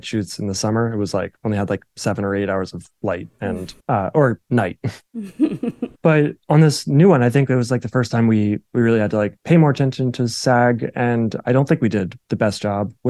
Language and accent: English; New Jersey, United States; I'm like from New Jersey